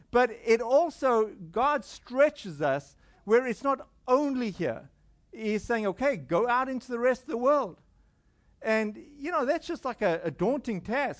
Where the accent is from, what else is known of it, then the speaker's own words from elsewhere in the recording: South Africa; moved away; I'm from South Africa